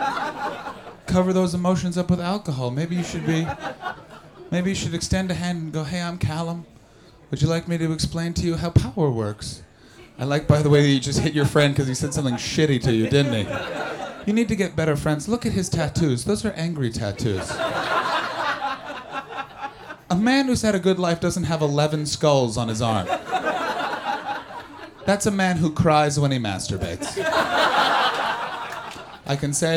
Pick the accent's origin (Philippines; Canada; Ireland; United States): Canada; I'm from Canada